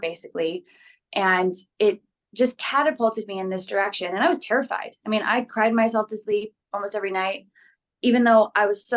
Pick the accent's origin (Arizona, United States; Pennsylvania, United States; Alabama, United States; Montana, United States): Arizona, United States; Phoenix; now in Los Angeles, United States; I grew up in Phoenix, Arizona